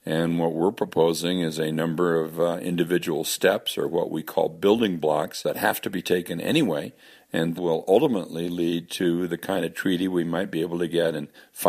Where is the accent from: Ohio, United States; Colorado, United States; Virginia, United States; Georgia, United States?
Colorado, United States; in my home state of Colorado, they're just trying to let a huge coal lease again